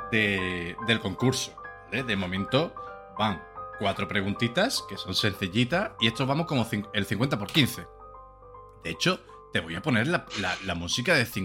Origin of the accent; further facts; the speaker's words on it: Madrid, Community of Madrid, Spain; Soy de Madrid de pura cepa y te puedo asegurar que los bartulijos son de Madrid.